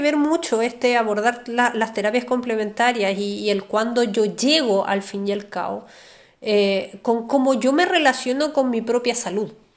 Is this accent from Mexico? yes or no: no; Chile; nosotros como, chilenos